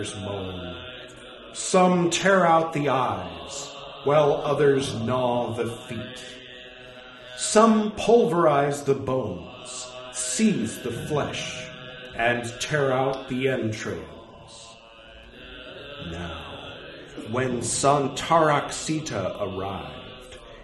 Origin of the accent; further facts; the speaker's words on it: California, United States; accent: California; my California accent